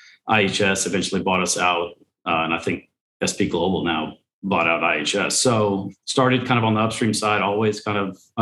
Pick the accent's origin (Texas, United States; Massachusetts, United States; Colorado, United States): Texas, United States; Houston; I'm born and raised in Houston.